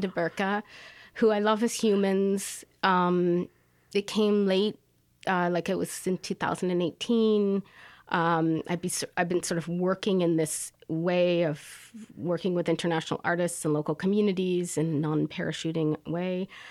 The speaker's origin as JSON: {"language": "English", "town": "Paris", "region": "Ontario", "country": "Canada", "tie": "born or raised there", "also_born_or_lived": "Toronto, Canada", "moved": "yes", "lives_now": "Kingston, Canada", "said": "Paris, Ontario. I was born in Toronto, but because I had a single mom, we moved progressively to smaller towns"}